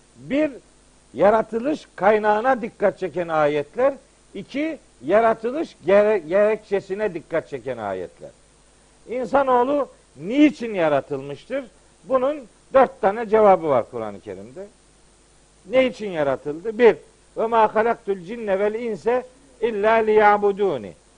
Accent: Trabzon, Turkey; bizim Trabzon'da atma türküler var

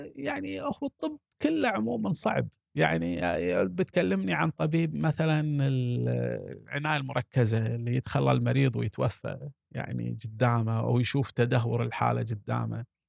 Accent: Kuwait; عندنا في الكويت

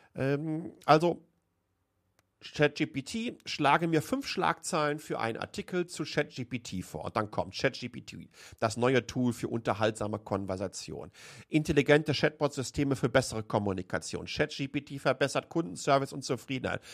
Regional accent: Waltrop, North Rhine-Westphalia, Germany; now in Taiwan; Ich bin in Waltrop groß geworden, im Kreis Recklinghausen.

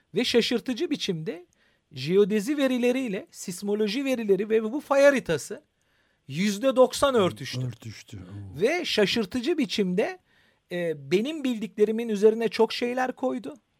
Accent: Istanbul, Turkey; ben İstanbul doğumluyum. Ee, çocukluğum benim İstanbul içindeki tarihi eserlerin çocuklar tarafından hunharca gezilebildiği bir yaştayım ben

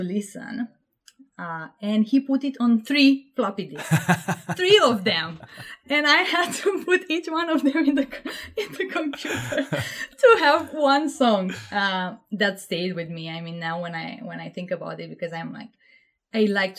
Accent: Panciu, Vrancea County, Romania; moved away as an adult; now in United Kingdom; I'm from Romania, and I grew up in this small town, which at that point in life I thought this is too small of an universe for me. But now I really love it. I feel like this is how you should live in a small town. It's called Panciu.

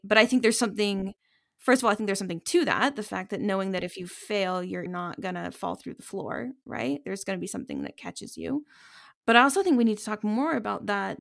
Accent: United States; as an American

